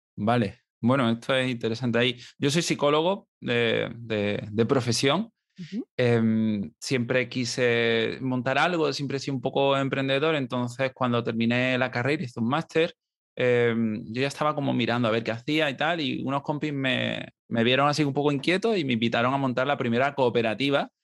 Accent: Marbella, Andalusia, Spain; moved away; me fui a Marbella, que es de donde soy originalmente

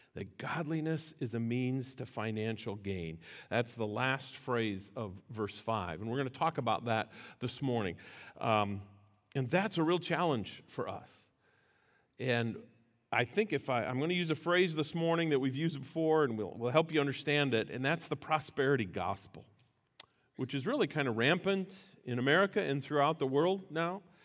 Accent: United States; as American Christians

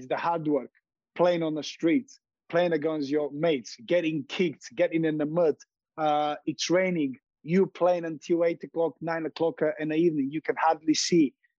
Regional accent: Montana, United States; But what I remember from growing up in Montana is about the freedom, enjoyment, having my friends beside me, enjoying playing football.

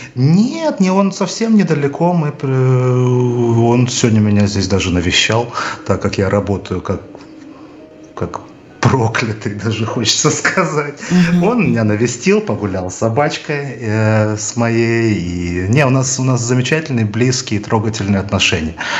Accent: Odesa, Odesa Oblast, Ukraine; я рос практически на Одесской киностудии

